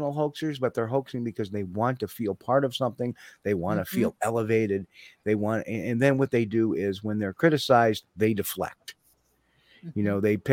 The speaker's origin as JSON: {"language": "English", "region": "New York", "country": "United States", "said": "I'm a New Yorker true and true."}